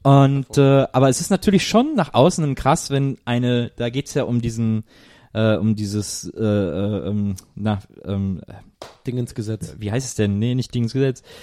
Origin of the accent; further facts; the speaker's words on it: Cologne, North Rhine-Westphalia, Germany; ich bin Kölner